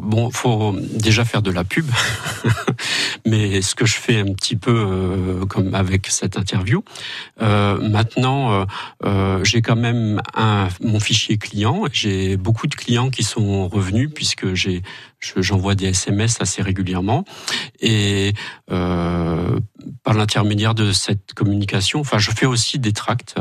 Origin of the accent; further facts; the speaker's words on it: Normandy, France; now in Moselle, France; je suis normand d'origine et j'ai émigré en, en Lorraine, enfin en Moselle, il y a maintenant 16 ans